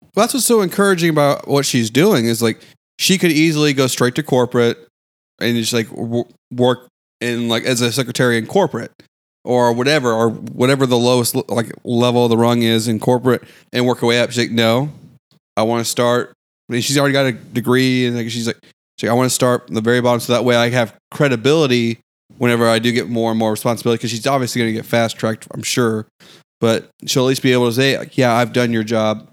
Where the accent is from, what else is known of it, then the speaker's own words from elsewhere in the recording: the South, United States; as a Southerner